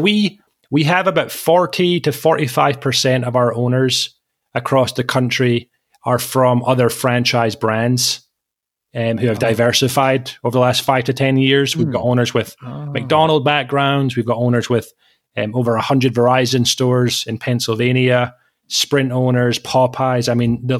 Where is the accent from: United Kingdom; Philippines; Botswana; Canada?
United Kingdom; Scotland; moved away as an adult; I studied in Scotland, where I grew up for 25 years, born and raised in Scotland